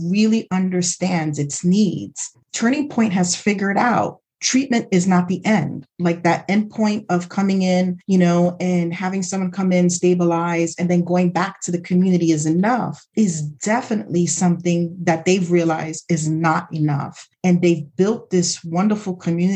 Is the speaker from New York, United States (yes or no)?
yes; New York City, New York, United States; I grew up in the Bronx, like literally the Bronx was burning at that time.